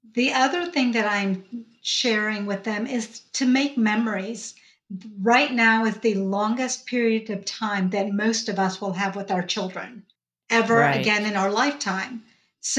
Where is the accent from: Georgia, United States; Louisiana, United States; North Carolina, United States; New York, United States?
Georgia, United States; accent: Georgia twang; I was born and raised in the South. As you can tell, I have my Georgia twang going on right now.